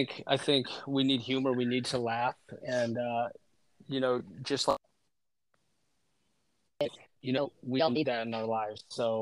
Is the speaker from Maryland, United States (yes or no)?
yes; Waldorf, Maryland, United States; moved away as an adult; And I'm from Waldorf, Maryland.